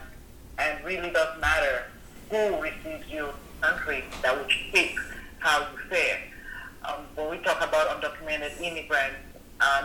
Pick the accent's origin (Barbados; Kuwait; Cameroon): Cameroon; moved away as an adult; also born or lived in English-speaking part of Cameroon; now in United States; I was born and raised in Cameroon